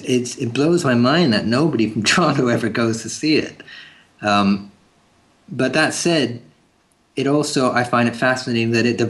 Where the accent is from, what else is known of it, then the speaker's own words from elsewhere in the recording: England, United Kingdom; now in Canada; You mean growing up in England?